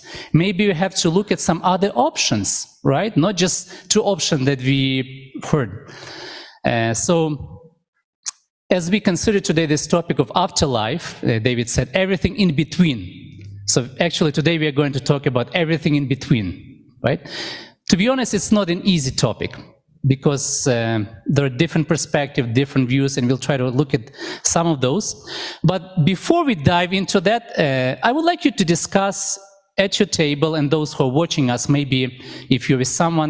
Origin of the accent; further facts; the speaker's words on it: Ukraine; now in Canada; I remember when I was a little boy, I grew up in Ukraine. At that time, it was Soviet Union